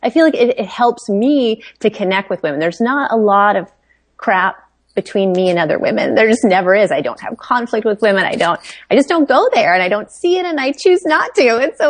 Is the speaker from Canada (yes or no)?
no; India; born there; I was born in India.